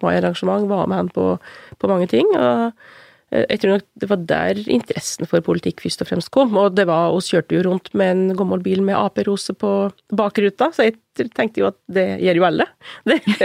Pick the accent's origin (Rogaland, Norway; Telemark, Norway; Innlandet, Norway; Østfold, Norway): Innlandet, Norway; Kvam; Jeg har vokst opp i Kvam, som er i Littlebygd, midt i Gudbrandsdalen.